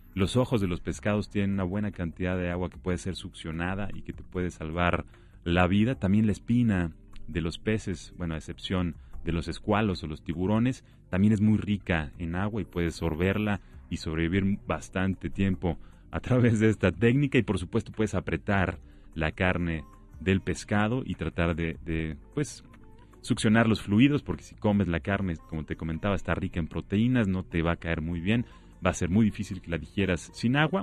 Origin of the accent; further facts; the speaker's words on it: Mexico; nuestro hermoso país